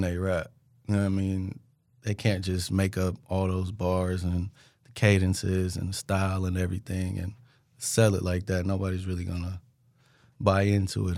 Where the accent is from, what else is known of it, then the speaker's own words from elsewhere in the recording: Richmond, California, United States; moved away as an adult; now in Sacramento, United States; I'm from Richmond